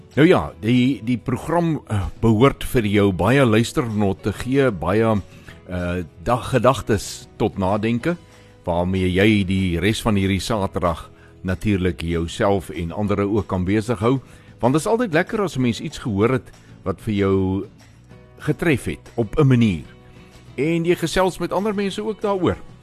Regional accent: Limpopo, South Africa; Daar waar ek vandaan kom in die Limpopo provinsie

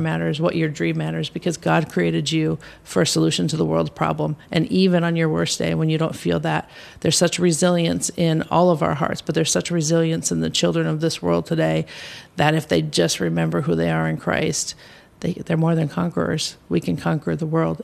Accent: United States; I have was born and raised in the U.S. Uh, my family is originally from Norway

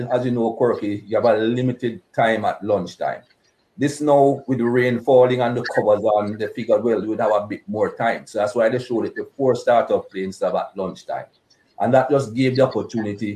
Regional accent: Jamaica; moved away; Growing up in Jamaica, I didn't experience any racism growing up in Jamaica

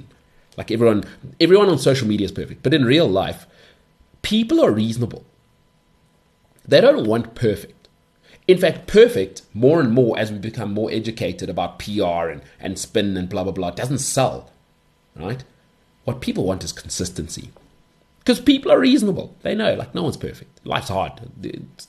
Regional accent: South Africa; as a South African

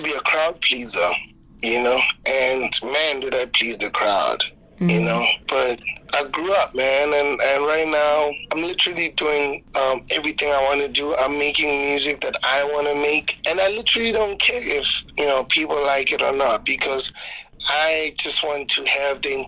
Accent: South Africa; as a South African artist

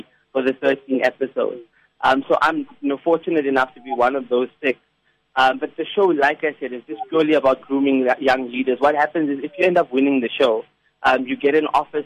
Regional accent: Klerksdorp, North West, South Africa; I'm originally from the Northwest Province, from Klerksdorp

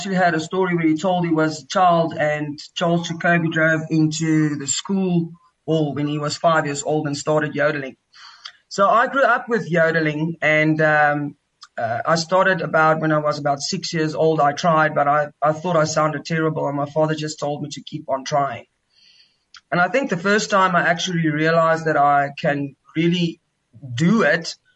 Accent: Cape Town, Western Cape, South Africa; I grew up in Cape Town, in Tukai, Muizenberg

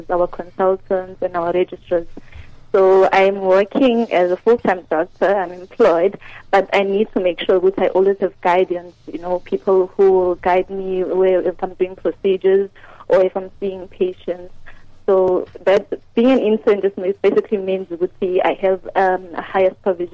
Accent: Ixopo, KwaZulu-Natal, South Africa; moved away as an adult; now in Mahikeng, South Africa; I'm actually from KZN in Ikopo. They call it Ikopo. But I'm here now because I'm working

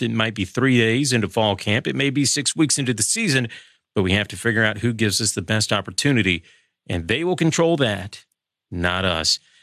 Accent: Kentucky, United States; Kentucky, yeah, I'm from Kentucky, I know, good for basketball, not so great for football

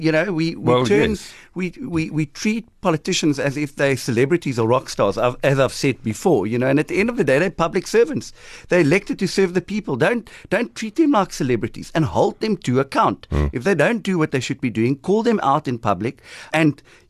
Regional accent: Nelson Mandela Bay, Eastern Cape, South Africa; I'm here from Kabega, from Nelson Mandela Bay.

